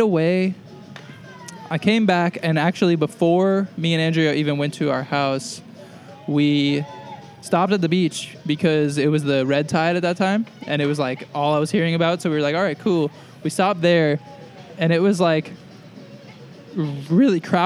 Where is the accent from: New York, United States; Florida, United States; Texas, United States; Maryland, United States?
New York, United States; moved away as an adult; also born or lived in Boston; now in California, United States; I'm from New York, and so I've got a bunch of friends there